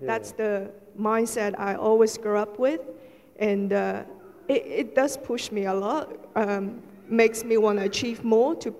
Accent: Shanghai, China; moved away; I was born in Shanghai, which is quite a major city in China.

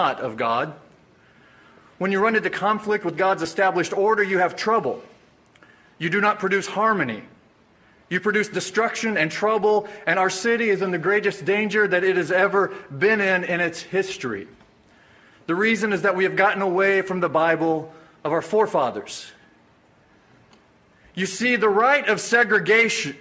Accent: Springfield, Missouri, United States; I was born and raised in Springfield, Missouri

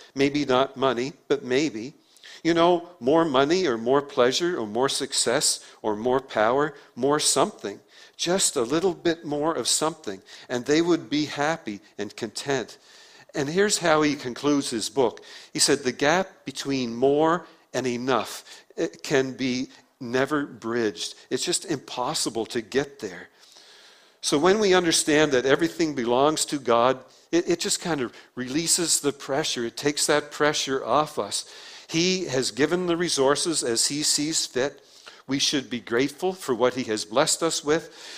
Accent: Prince Edward Island, Canada; accent: PEI; my PEI accent because we say beg on PEI instead of bag

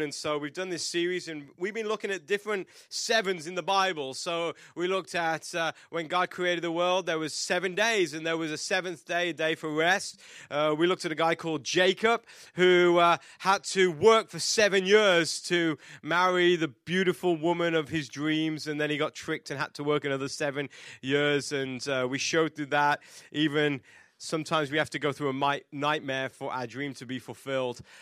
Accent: England, United Kingdom; I am English

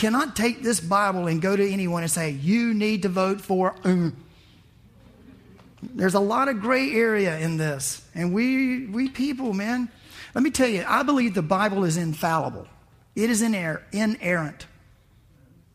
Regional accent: the South, United States; I was raised in the South.

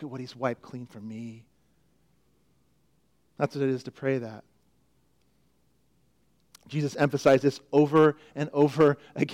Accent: Florida, United States; moved away; Growing up in Florida, it was just a known fact that lurking under many water surfaces could be an alligator. You just knew it. You grew up there. I saw many when I lived there. I was only there 5 years, 6 years

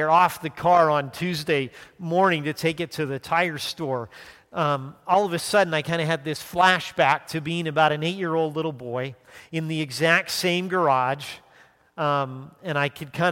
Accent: Calgary, Alberta, Canada; moved away; growing up in Calgary, hockey was a big thing

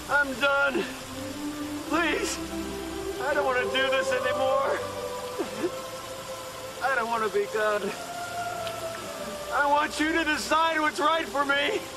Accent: Detroit, Michigan, United States; born there; also born or lived in Seattle / Federal Way / Tacoma; now in Bakersfield, United States; I was born in Detroit. I would not have picked that town. I moved to Seattle. I did pick that town. I moved from Seattle to Federal Way. I would not have picked that town. At the time, I moved from Federal Way to Tacoma.

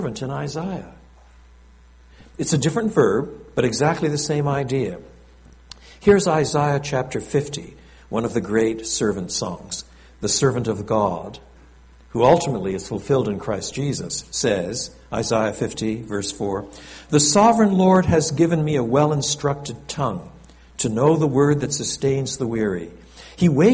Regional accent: Eastern Townships, Quebec, Canada; also born or lived in Montreal, Quebec; raised dans les cantons de l'Est, the eastern townships. So inevitably, I was brought up with both languages.

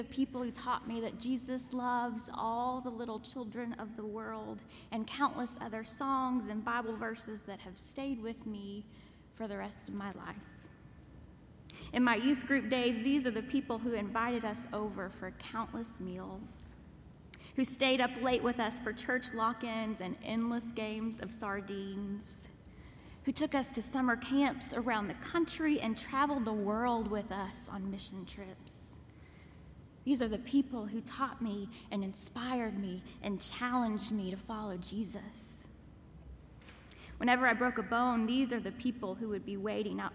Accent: Kentucky, United States; moved away; the church where I grew up in Kentucky

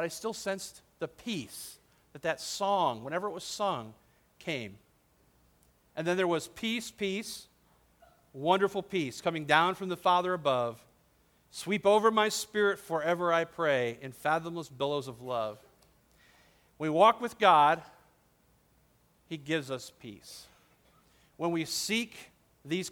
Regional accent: Detroit, Michigan, United States; I grew up in the Detroit area

